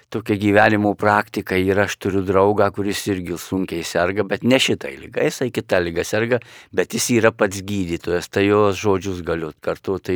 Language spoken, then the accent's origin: Lithuanian; Lithuania; mes kaip lietuviai